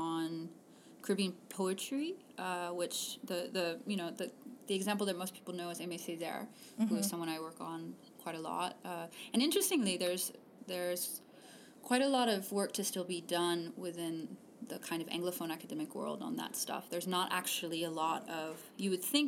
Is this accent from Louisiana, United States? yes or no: yes; Cajun country, southern Louisiana, United States; now in Ithaca, United States; I grew up in Louisiana